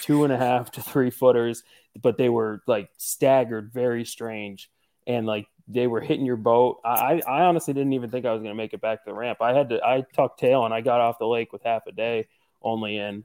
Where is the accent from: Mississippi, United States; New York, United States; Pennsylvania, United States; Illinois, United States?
Pennsylvania, United States; Northeastern; I'm from Northeastern Pennsylvania